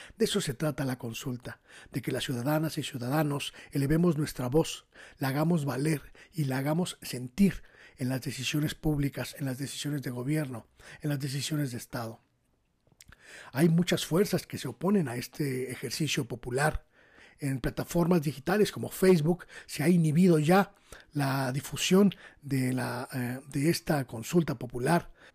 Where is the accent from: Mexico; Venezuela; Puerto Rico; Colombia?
Mexico; como mexicanos